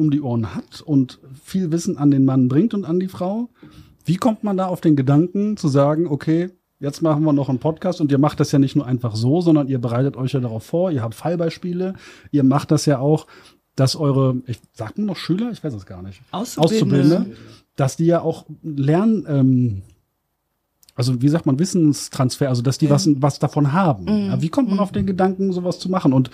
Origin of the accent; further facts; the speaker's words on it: Germany; wir kommen ja alle hier aus der Region